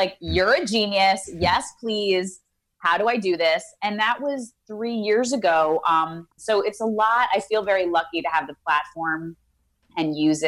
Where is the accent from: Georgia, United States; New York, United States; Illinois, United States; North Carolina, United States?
New York, United States; now in Los Angeles, United States; I love New York. I'm born and raised in New York. I'm a New Yorker. My mother talks like this.